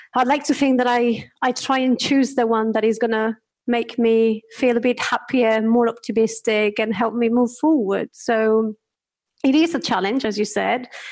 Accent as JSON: {"language": "English", "country": "Spain", "second_language": "English", "moved": "yes", "said": "can hear my accent, I am from Spain"}